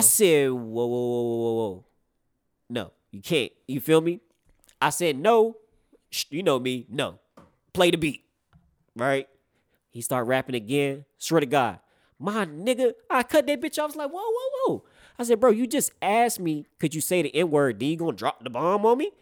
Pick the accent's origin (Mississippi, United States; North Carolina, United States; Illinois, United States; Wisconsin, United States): North Carolina, United States; I grew up in North Carolina